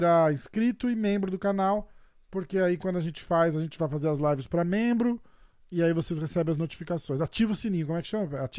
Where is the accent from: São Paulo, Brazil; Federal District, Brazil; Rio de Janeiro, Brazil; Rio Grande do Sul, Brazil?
Rio de Janeiro, Brazil; Eu vim do Rio de Janeiro, porra.